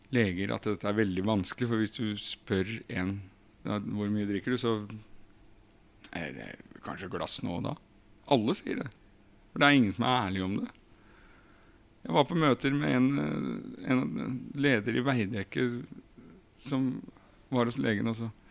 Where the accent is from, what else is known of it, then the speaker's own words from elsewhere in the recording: Krokstad, Norway; i Krokstad, der jeg kommer fra